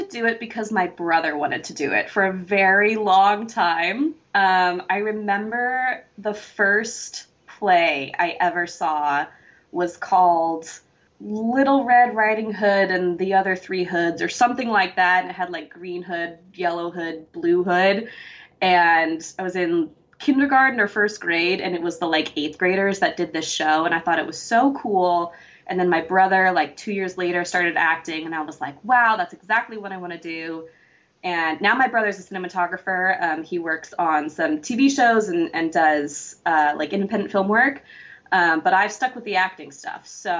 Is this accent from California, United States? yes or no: yes; California, United States; now in Los Angeles, United States; I'm from Northern California originally. But yeah, I'm an actress as well. So I'm based